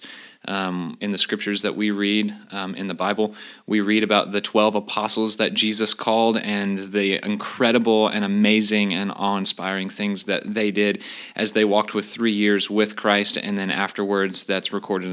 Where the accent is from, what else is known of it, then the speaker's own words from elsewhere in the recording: Louisville, Kentucky, United States; moved away as an adult; also born or lived in Knoxville, Tennessee; now in Clarksville, United States; I'm originally from Louisville, Kentucky